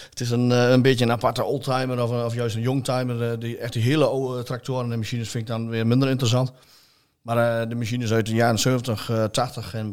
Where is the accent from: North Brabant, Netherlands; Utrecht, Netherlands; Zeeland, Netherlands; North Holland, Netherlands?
Utrecht, Netherlands; Vroomshoop; ik kom uit Vroomsop.